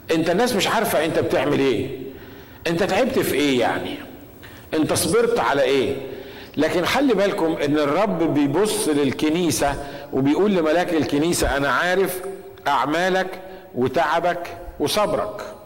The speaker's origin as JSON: {"language": "Arabic", "country": "Egypt", "said": "احنا عندنا في مصر"}